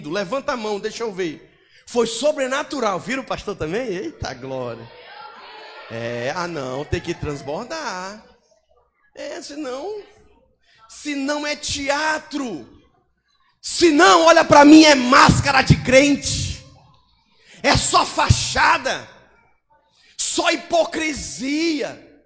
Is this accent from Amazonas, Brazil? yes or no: yes; Manaus, Amazonas, Brazil; Eu vim do Amazonas, lá de Manaus, Amazonas, Rio Negro.